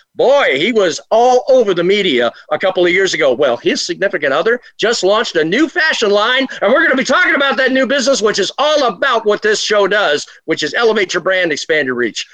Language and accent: English; Virginia, United States; also born or lived in Washington, D.C.; I was born and raised in Virginia, actually Washington D.C., and translated to Virginia.